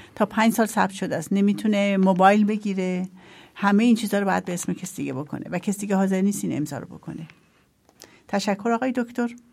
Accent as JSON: {"language": "Persian", "country": "Iran", "tie": "born or raised there", "moved": "yes", "lives_now": "Austria", "said": "من خودم تو ایران بزرگ شدم"}